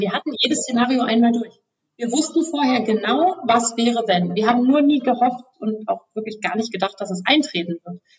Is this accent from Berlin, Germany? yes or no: yes; Berlin, Germany; Ich komme auch aus Berlin, bin hier geboren